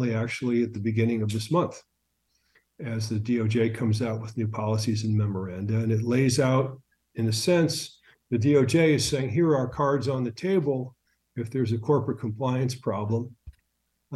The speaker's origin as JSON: {"language": "English", "town": "St. Louis", "region": "Missouri", "country": "United States", "tie": "born or raised there", "also_born_or_lived": "St. Petersburg, Russia", "moved": "as an adult", "said": "We went back to my hometown of St. Louis to put the kids through junior high and high school"}